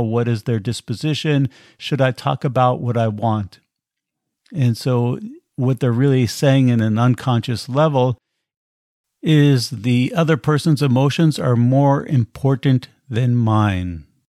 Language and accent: English; United States; moved away as an adult; I was born in America and have been outside of the country now for about twenty years traveling around